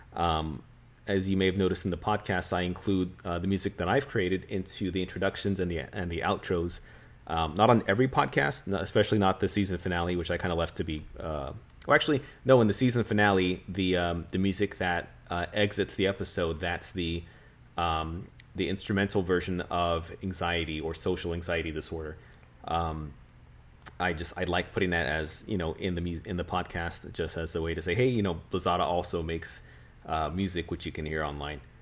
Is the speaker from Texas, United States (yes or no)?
yes; San Antonio, Texas, United States; being a San Antonian, being a Texan